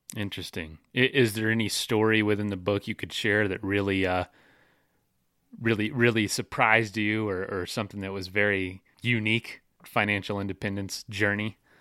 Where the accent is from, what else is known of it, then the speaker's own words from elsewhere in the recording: Florida, United States; I'm from Florida